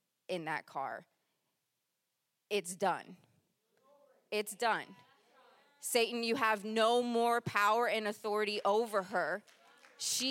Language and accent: English; Japan; moved away; I was born in Japan